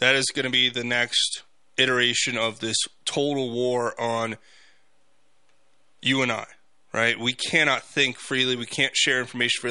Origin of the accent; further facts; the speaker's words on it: United States; I'm an American